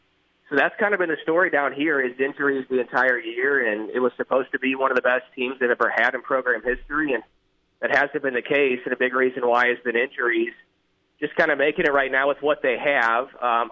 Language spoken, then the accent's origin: English; St. Louis, Missouri, United States; born or raised there; moved away